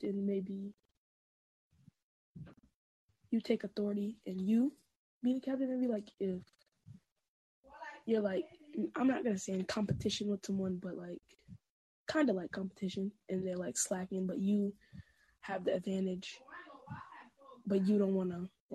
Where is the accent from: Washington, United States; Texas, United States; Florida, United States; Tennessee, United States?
Florida, United States; I'm from Florida